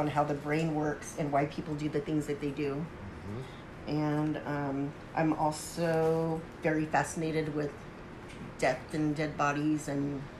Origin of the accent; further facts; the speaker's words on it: San Jose, California, United States; I was born in San Jose, Santa Clara. Santa Clara, San Jose.